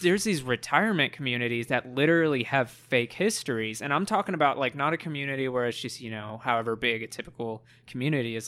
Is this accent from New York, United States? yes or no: no; Plano, Texas, United States; I was raised in Plano.